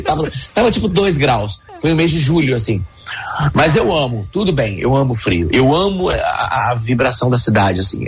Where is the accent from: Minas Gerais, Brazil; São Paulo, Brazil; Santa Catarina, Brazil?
Minas Gerais, Brazil; Juiz de Fora; Eu sou mineiro, né? Eu sou de Juiz de Fora, lá é frio.